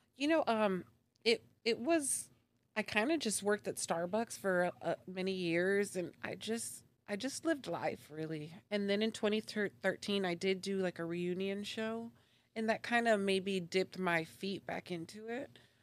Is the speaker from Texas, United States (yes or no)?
yes; Dallas, Texas, United States; moved away as an adult; now in Tulsa, United States; was born and raised in Dallas, actually. So, um, I spent about thirty-four years out there